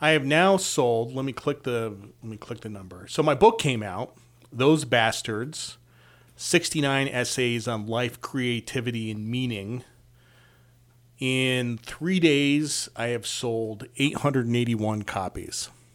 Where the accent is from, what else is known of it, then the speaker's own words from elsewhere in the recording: Connecticut, United States; I'm from Connecticut